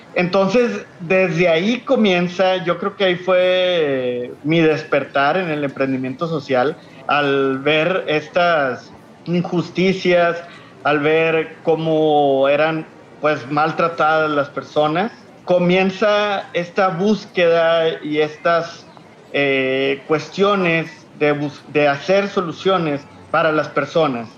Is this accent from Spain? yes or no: no; Monterrey, Nuevo León, Mexico; soy de Monterrey, Nuevo León. Creo que se me nota en el acento